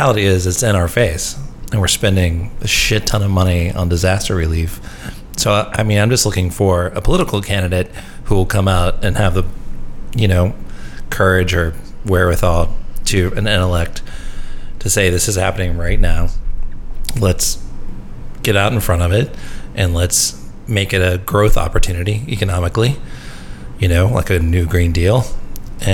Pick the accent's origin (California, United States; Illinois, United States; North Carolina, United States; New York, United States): North Carolina, United States; now in New Orleans, United States; I grew up in North Carolina